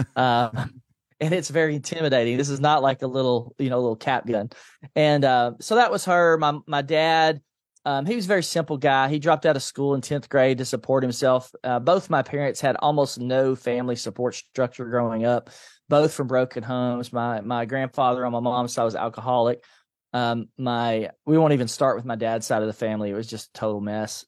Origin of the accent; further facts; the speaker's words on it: Nashville, Tennessee, United States; I grew up in a low-income family in East Nashville